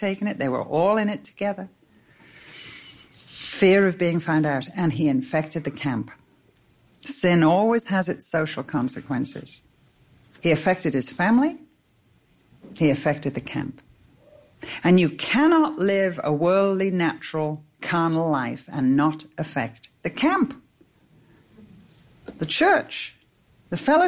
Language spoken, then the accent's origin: English; England, United Kingdom; I'm English.